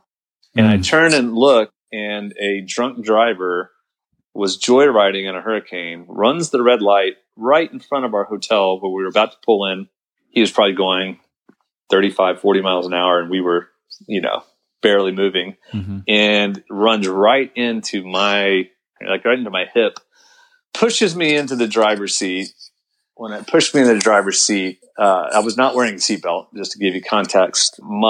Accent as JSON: {"language": "English", "country": "United States", "said": "a American Christian"}